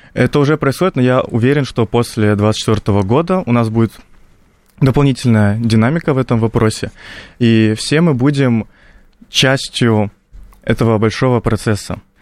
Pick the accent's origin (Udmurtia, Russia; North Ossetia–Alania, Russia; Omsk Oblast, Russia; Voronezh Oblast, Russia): North Ossetia–Alania, Russia; Лично я из Осетии, из такого традиционного региона